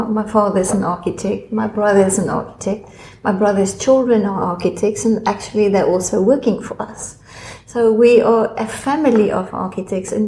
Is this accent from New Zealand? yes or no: no; South Africa; moved away as an adult; now in Australia; I'm from South Africa. I've been born in South Africa